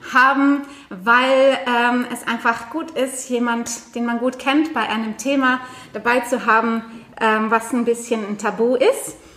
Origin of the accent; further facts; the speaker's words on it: Norway; now in Germany; Ich komme aus Norwegen